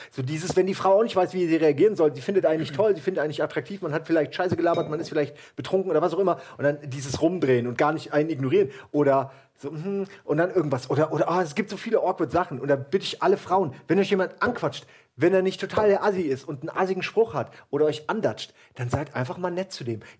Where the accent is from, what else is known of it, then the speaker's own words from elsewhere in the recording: Wächtersbach, Hesse, Germany; ich komme aus